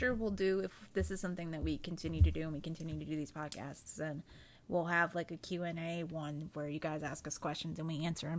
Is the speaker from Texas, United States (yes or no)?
no; South Carolina, United States; I've been born and bred in South Carolina my entire life.